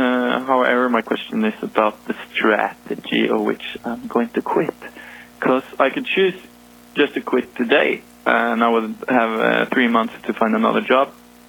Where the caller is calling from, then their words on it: Norway; calling from Norway.